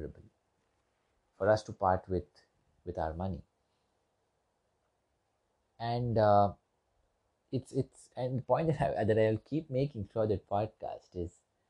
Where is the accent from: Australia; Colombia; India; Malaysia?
India; I'm from India, and we were colonized for quite a long period of time